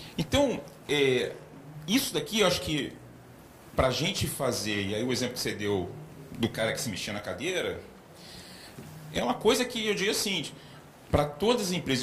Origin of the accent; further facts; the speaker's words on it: Gaúcho, Rio Grande do Sul, Brazil; also born or lived in Rio de Janeiro; eu sou gaúcho, quase cariúcho